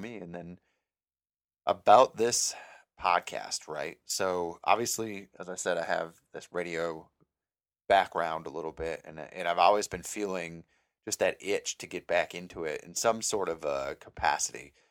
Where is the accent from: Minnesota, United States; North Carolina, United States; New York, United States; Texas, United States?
Minnesota, United States; Mankato; moved away as an adult; now in Northwest Florida, United States; I'm from Minnesota, s, town called Mankato. It's about hour and fifteen, hour and twenty minutes south of Minneapolis. Uh, I grew up there all my life.